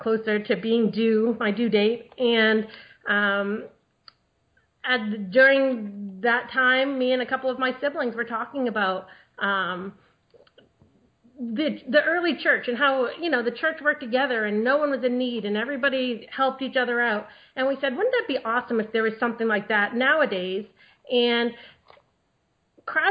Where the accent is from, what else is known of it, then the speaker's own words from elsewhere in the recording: New England, United States; moved away as an adult; now in Maryland, United States; I grew up in New England with my 11 brothers and sisters